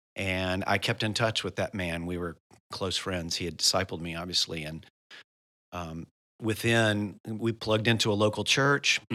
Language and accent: English; United States; I'm from the United States of America